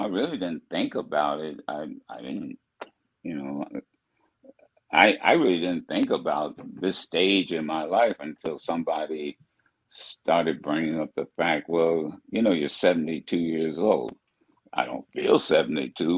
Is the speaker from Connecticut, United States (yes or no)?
no; Dayton, Ohio, United States; my hometown of Dayton, where I grew up